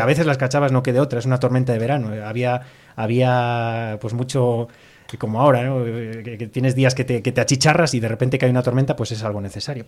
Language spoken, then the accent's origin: Spanish; Castile and León, Spain; la gente que producimos el pan que somos aquí los castellanos